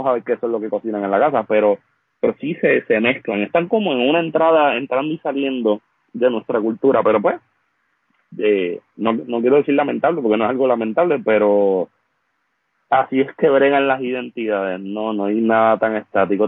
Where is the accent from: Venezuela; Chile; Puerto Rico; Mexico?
Puerto Rico; Vega Baja; donde yo me crié acá en, en Vega Baja